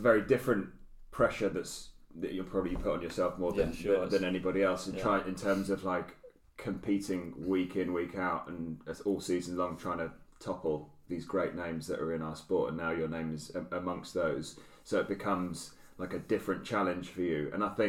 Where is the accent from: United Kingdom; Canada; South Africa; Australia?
United Kingdom; it's not easy being a Brit. Yeah. You know, we don't have the mountains.